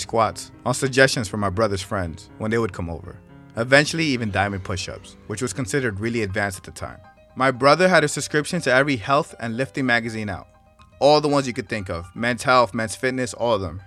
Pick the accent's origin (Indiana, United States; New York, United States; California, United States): New York, United States; New York City; I was born and raised in New York City, Washington Heights to be exactly.